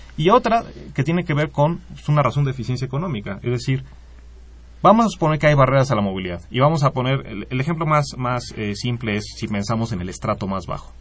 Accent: Mexico; como población mexicana

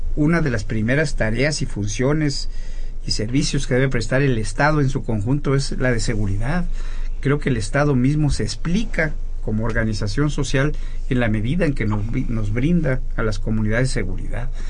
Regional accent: State of Mexico, Mexico; yo mismo soy mexiquense

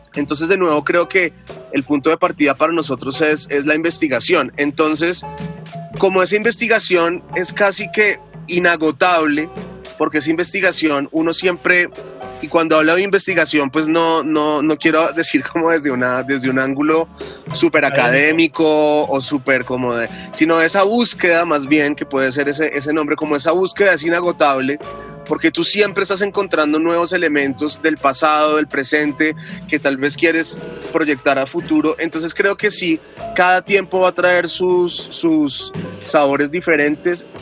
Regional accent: Colombia; a nosotros en un primer momento como colombianos

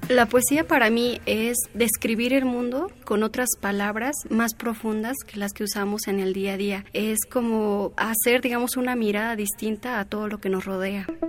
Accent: San Quintín, Baja California, Mexico; also born or lived in Mixteca Alta, Oaxaca; yo nací en Amixteca de Oaxaca, en Amixteca Alta. Sin embargo, desde antes de que yo naciera, mis papás migraban a San Quintín, a Baja California

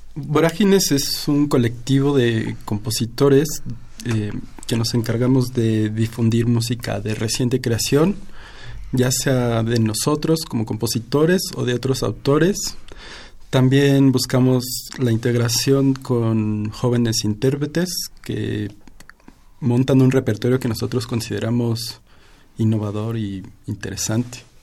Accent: Mexico City, Mexico; soy originario de la Ciudad de México

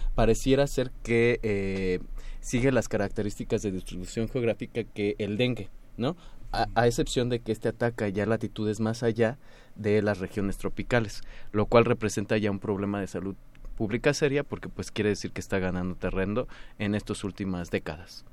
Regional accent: Mexico; nosotros como mexicanos

